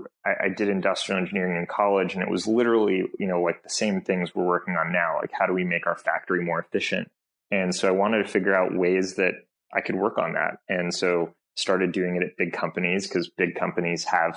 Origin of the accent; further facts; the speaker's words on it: Bay Area, California, United States; I grew up in the Bay Area